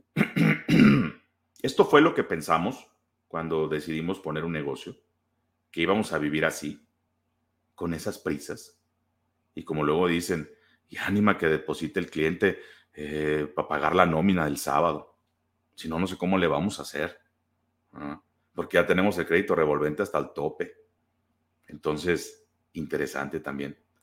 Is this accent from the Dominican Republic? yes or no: no; Guaymas, Sonora, Mexico; now in Guadalajara, Mexico; yo soy de, vivo en Guadalajara, pero yo soy de Sonora, soy de Guaymas